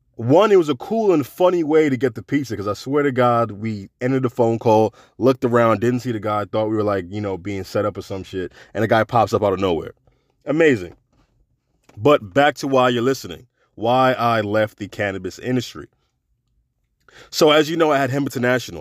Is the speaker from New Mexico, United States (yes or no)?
no; New York City, New York, United States; now in Florida, United States; New York. That's my hometown.